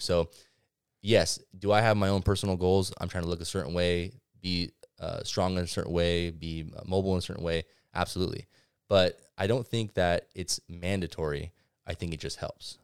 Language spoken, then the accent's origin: English; Ventura, California, United States; Being born and raised in Ventura